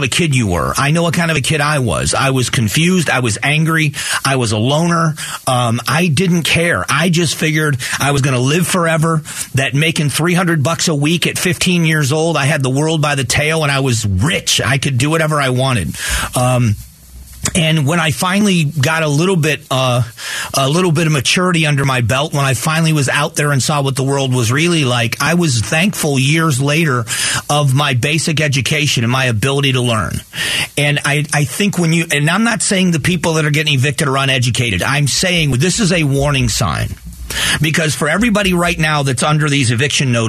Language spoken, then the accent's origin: English; Southwest Florida, United States; my hometown